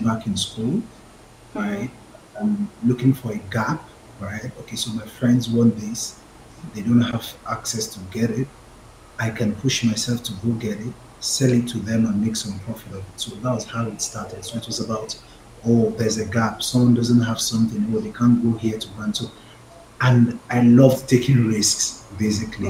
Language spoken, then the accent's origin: English; Lagos, Nigeria; I'm from Lagos